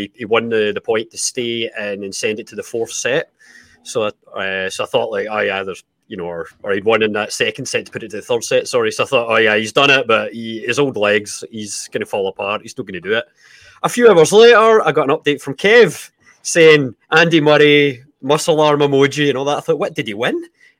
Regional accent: Scotland, United Kingdom; moved away as an adult; now in Canada; We're all from Scotland. Granted, I live in Canada now

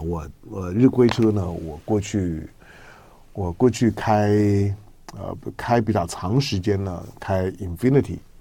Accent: Taiwan; 我从台湾来

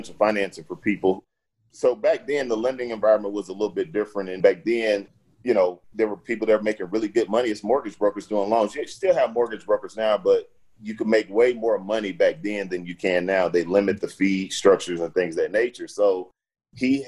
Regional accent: Houston, Texas, United States; I grew up in Fifth Ward in Houston

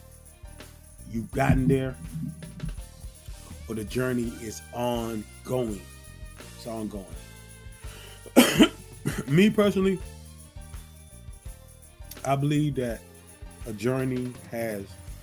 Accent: Zebulon, North Carolina, United States; now in Georgia, United States; I'm originally from North Carolina, Zebulon, North Carolina, to be exact. And I live in Georgia. I've been in Georgia for years

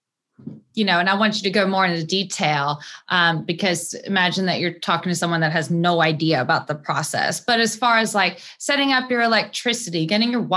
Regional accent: United States; I was born in the United States

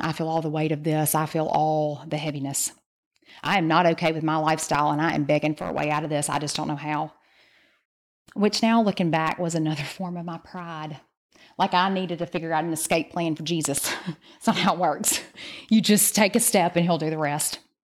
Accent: the South, United States; we're from the South

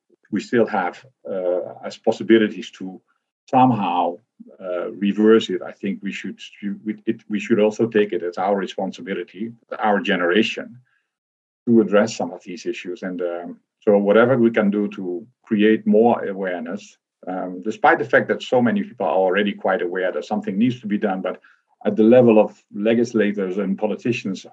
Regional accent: Netherlands; I grew up in the Netherlands

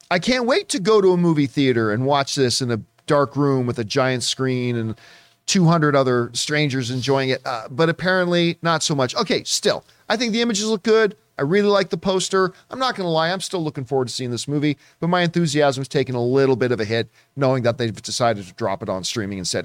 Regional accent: Canada; moved away as an adult; now in Southern California, United States; Being Canadian, I had to take, like, eight years of French

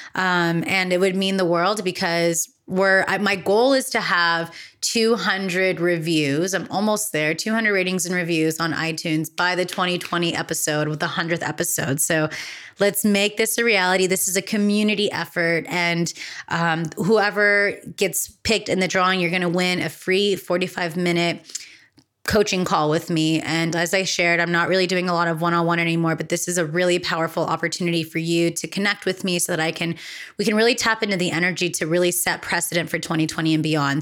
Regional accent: California, United States; in California in my home state

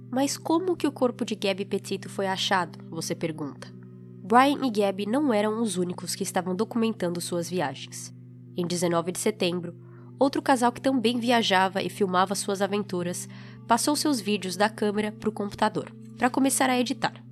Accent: Florida, United States; tínhamos passado por uma van branca com placa da Flórida, e aquilo chamou atenção porque nós também somos da Flórida e queríamos dizer oi

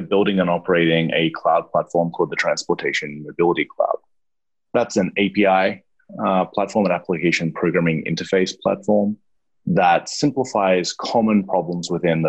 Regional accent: Australia; Yeah, I surfed a lot as well being Australian

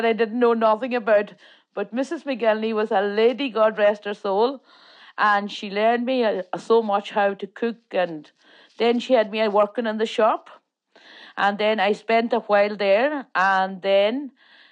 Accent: Falcarragh, Ulster, Ireland; born or raised there; first language Irish; English is a second language; also born or lived in the island (Donegal)

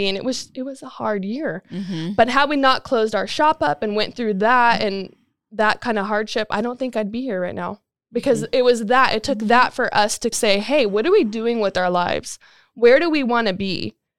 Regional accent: California, United States; moved away as an adult; I'm originally from California and moved out here June of 2019.

